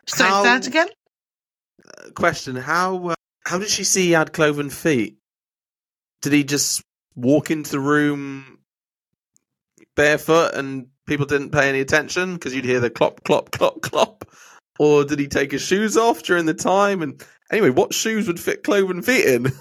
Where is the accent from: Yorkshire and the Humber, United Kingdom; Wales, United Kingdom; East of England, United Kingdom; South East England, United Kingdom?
Wales, United Kingdom; moved away; also born or lived in Pembrokeshire; growing up in Wales